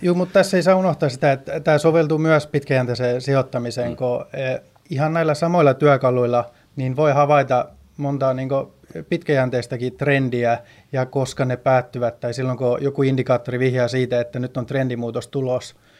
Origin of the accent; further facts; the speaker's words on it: Sweden; moved away as an adult; also born or lived in Stockholm; now in Finland; kun mä oon syntynyt ja kasvanut Ruotsissa, mutta muutin tänne Suomeen